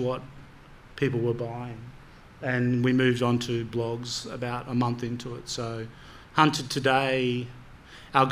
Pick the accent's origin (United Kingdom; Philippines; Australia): Australia; we're four Aussie guys who code this stuff